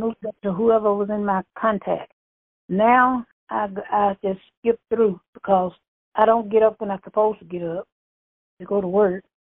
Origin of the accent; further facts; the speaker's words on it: Bastrop, Louisiana, United States; I'm from Bastrop, Louisiana